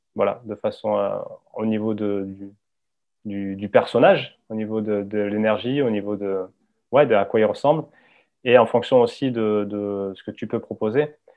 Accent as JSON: {"language": "French", "town": "Hossegor", "region": "Nouvelle-Aquitaine", "country": "France", "tie": "born or raised there", "said": "J'ai grandi au Segor"}